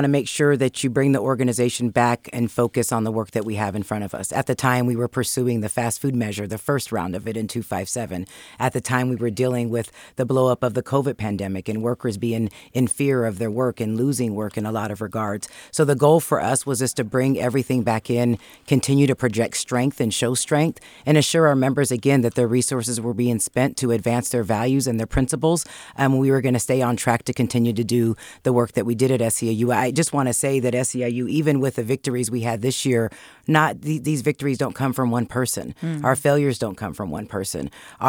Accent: Sacramento, California, United States; Yeah, Sacramento is where I grew up, born and raised. I have hundreds of family members, a big, gigantic family with cousins everywhere. Went to Christian Brothers High School in Sacramento with a lot of family members

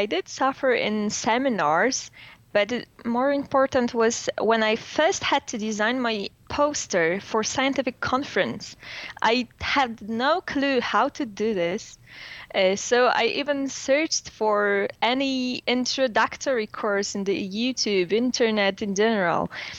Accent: Warsaw, Masovian Voivodeship, Poland; English is a second language; from Warsaw. I'm a PhD student in neurobiology.

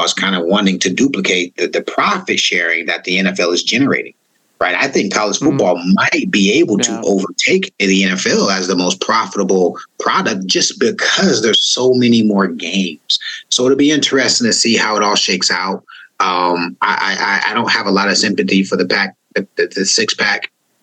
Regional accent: East Bay, California, United States; moved away as an adult; also born or lived in Oklahoma; I'm from the East Bay and I wanted to represent my community.

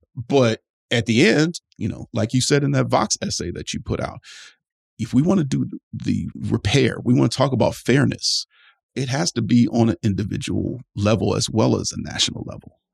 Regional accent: Cleveland, Ohio, United States; Rust Belt cities like my hometown of Cleveland

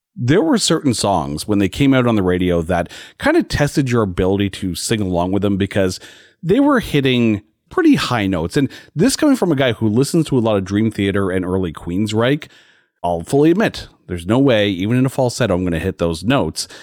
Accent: Canada; as a Canadian

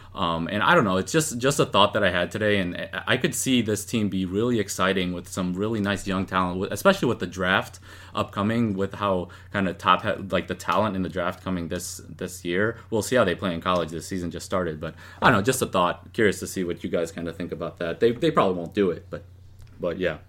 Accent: Chicago, Illinois, United States; I'm I'm from Chicago

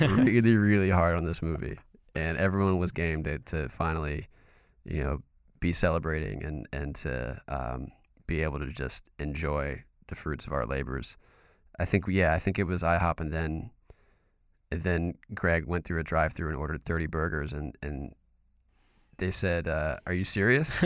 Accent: North Carolina, United States; I'm from North Carolina.

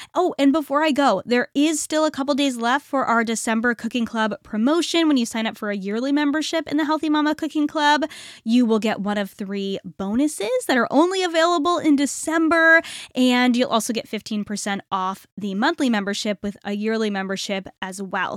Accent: Northeast, United States; I am from the Northeast

